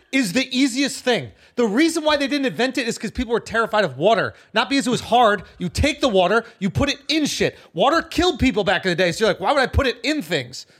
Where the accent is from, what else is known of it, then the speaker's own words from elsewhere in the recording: Scotland, United Kingdom; I'm a Scottish kid.